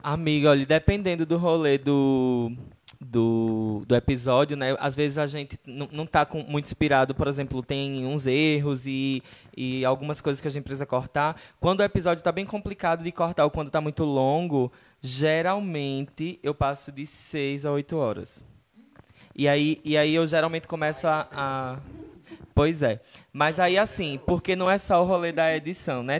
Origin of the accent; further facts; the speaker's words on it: Northeast Region, Brazil; de onde a gente vem, né, do Nordeste